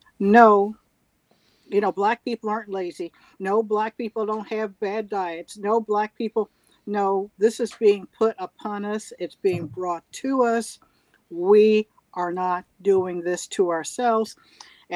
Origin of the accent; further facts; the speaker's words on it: Louisville, Kentucky, United States; I grew up right there in Russell.